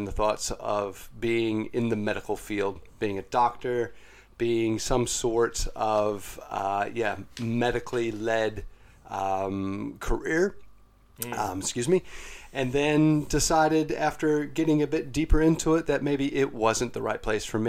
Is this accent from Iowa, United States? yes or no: yes; Algona, Iowa, United States; moved away as an adult; now in New Zealand; I originate from the United States. I was born in Algona, Iowa